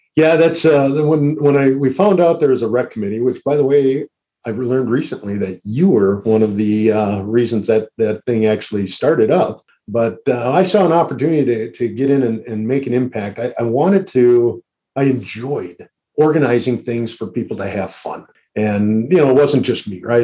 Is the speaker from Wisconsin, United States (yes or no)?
yes; Green Bay, Wisconsin, United States; I grew up in Green Bay